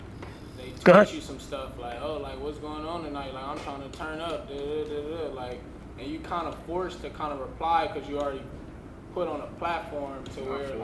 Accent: Los Angeles, California, United States; so I grew up in South Central

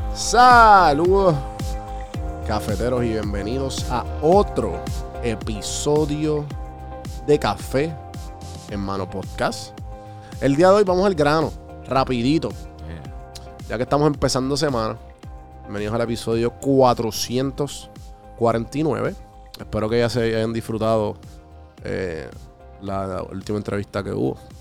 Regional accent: Puerto Rico; moved away; also born or lived in Atlanta; Cuando yo vivía en Atlanta, pues ellos eran los otros panas de Puerto Rico

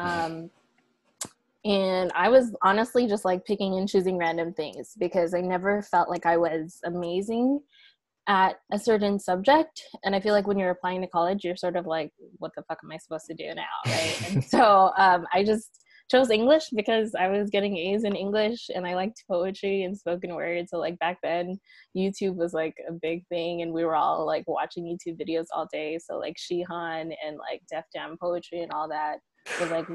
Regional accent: San Diego, California, United States; I grew up in Southeast San Diego

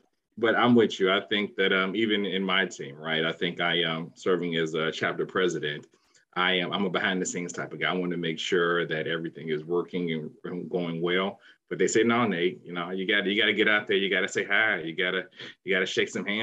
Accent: Chicago, Illinois, United States; also born or lived in Washington, D.C.; now in Research Triangle, North Carolina, United States; I'm a transplant. I'm actually from the South Side of Chicago.

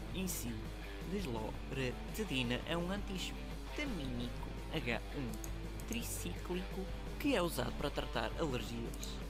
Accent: Portugal; nós somos portugueses

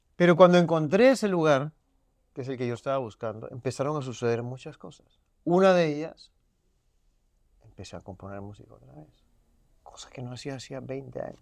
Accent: Peru; also born or lived in Miami; now in Los Angeles, United States; como los peruanos comemos la canchita del ceviche

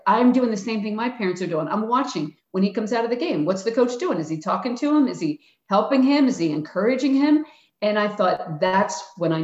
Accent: Philadelphia, Pennsylvania, United States; I'm from Philly

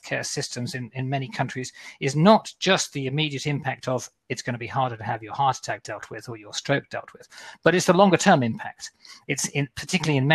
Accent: Australia; moved away; I'm an Aussie. At some stage, I want to get back home for Christmas, I'm hoping. But at the moment, if I go back home to Australia

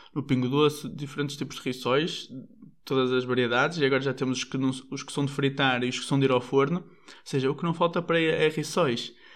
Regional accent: Portugal; nós portugueses

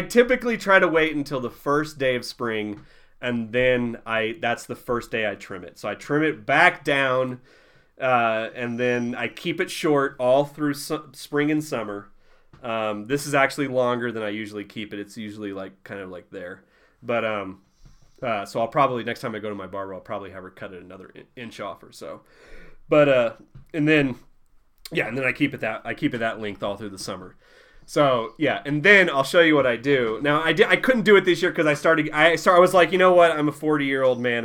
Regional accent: Southeast Missouri, United States; moved away as an adult; now in New Mexico, United States; I'm from Southeast Missouri

